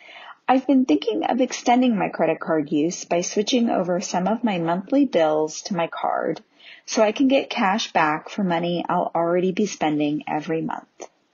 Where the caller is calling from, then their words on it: Bend, Oregon, United States; I am calling from Bend, Oregon, the home of Deschutes Brewery